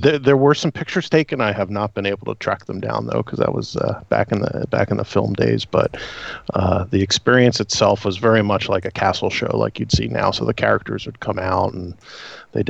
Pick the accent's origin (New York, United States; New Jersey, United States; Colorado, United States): New Jersey, United States; And I still live here in South Jersey. But growing up in South Jersey, you're never more than 10 minutes from a mall.